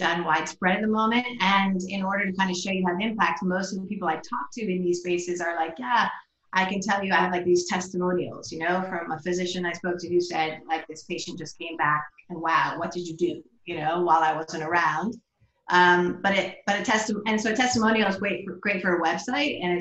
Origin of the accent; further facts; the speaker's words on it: United States; moved away as an adult; also born or lived in New York; now in Amsterdam, Netherlands; being an American in Amsterdam